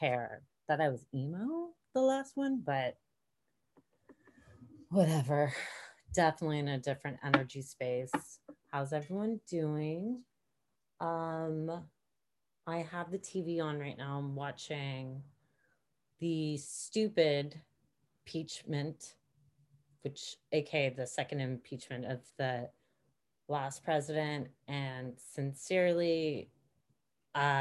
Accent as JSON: {"language": "English", "country": "United States", "said": "as an American citizen"}